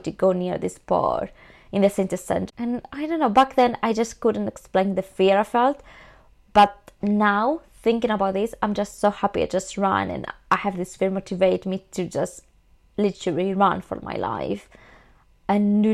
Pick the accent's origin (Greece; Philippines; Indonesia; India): Greece; now in London, United Kingdom; I'm from Greece, I do understand Greek.